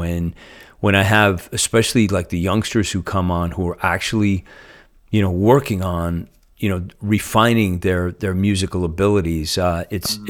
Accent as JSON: {"language": "English", "region": "Northeast", "country": "United States", "moved": "yes", "said": "I'm from the Northeast"}